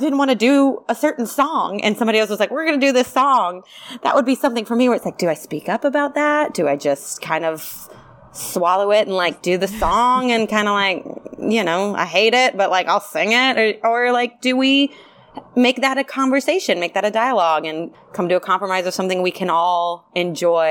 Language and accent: English; the South, United States; now in Los Angeles, United States; I'm also from the South